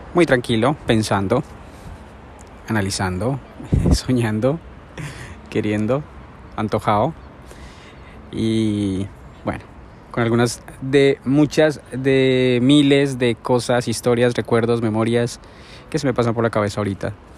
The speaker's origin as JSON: {"language": "Spanish", "region": "Bogotá", "country": "Colombia", "tie": "born or raised there", "moved": "yes", "lives_now": "Vigo, Spain", "said": "mi ciudad natal, Bogotá"}